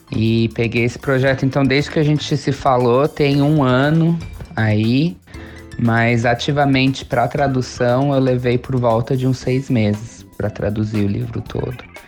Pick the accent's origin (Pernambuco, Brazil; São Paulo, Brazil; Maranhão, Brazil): São Paulo, Brazil; moved away as an adult; now in Vancouver, Canada; eu sou de São Paulo